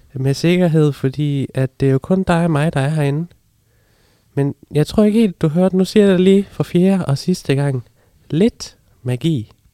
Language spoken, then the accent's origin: Danish; Funen, Southern Denmark, Denmark